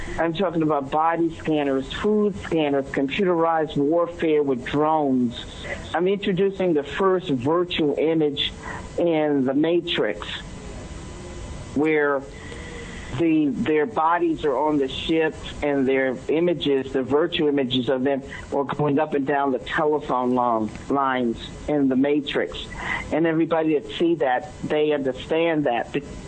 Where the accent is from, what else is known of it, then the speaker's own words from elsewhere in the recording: New York City, New York, United States; So, I just want to let people know I'm from New York City. I'm straightforward. I'm upfront, like you, like people know people from New York